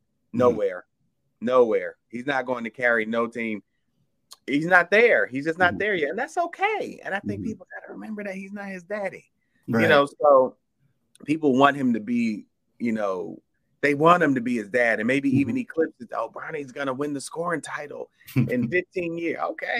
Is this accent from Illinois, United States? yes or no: no; Atlanta, Georgia, United States; No, I'm from Atlanta.